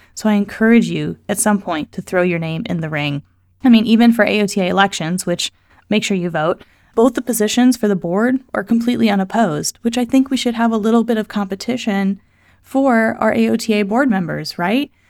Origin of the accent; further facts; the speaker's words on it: Missouri, United States; the state of Missouri, which is my hometown